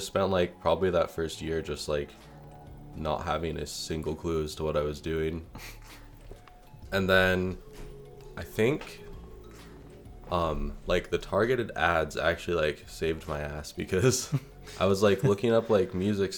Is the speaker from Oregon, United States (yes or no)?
yes; Ashland, Oregon, United States; I'm from Ashland, Oregon, and I am a music producer.